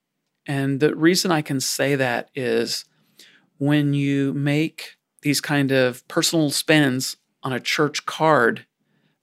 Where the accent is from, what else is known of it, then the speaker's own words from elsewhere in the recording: South Louisiana, United States; I grew up in South Louisiana